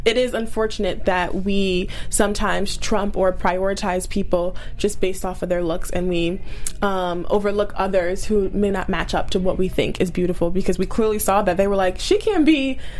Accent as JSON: {"language": "English", "region": "Maryland", "country": "United States", "moved": "yes", "said": "I'm originally from Maryland"}